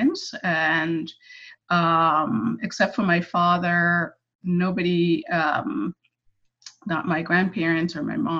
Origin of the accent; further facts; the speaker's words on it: Guyana; also born or lived in Brooklyn, New York; now in New York, United States; I was born in Guyana.